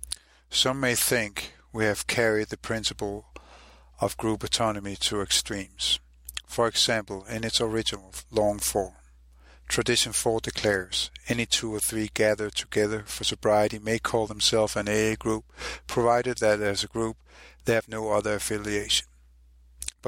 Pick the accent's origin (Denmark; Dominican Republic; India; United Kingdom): Denmark; Copenhagen, Capital Region of Denmark; I'm from Copenhagen, Denmark